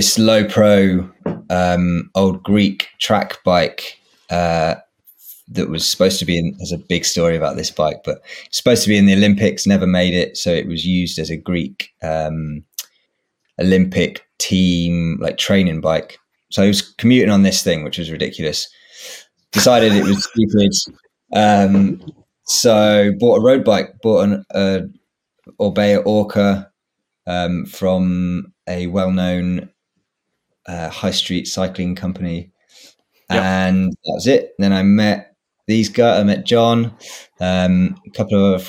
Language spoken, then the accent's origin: English; Swindon, South West England, United Kingdom; now in London, United Kingdom; I grew up in Swindon